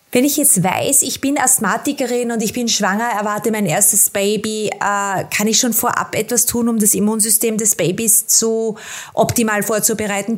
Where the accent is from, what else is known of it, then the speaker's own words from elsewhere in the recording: Austria; bei uns in Österreich